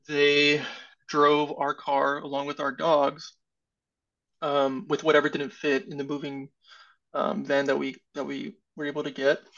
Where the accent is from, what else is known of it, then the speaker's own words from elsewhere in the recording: California, United States; moved away as an adult; now in Indianapolis, United States; I'm originally from California